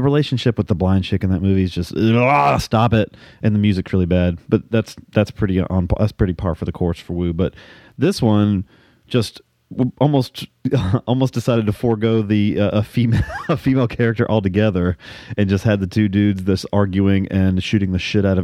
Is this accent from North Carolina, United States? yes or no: yes; North Carolina, United States; I was raised in North Carolina